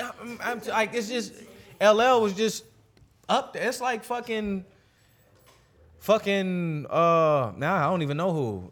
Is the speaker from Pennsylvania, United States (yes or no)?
yes; Pennsylvania, United States; moved away; also born or lived in St. Louis, Missouri; I grew up in PA